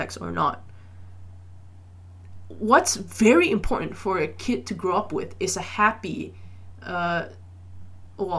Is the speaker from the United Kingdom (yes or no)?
no; Malaysia; I grew up in Malaysia